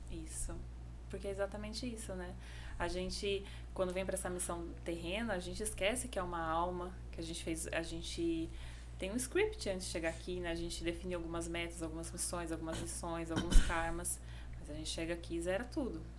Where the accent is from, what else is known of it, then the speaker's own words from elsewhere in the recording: Indaiatuba, São Paulo, Brazil; moved away as an adult; also born or lived in Paraná / Jericoacoara, Ceará; now in João Pessoa, Brazil; eu cresci ali no interior de São Paulo. Por isso que eu puxo bastante o R